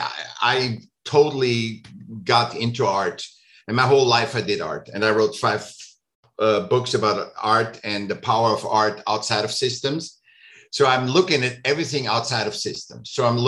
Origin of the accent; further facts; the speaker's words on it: Vienna, Austria; moved away; I was born in Vienna.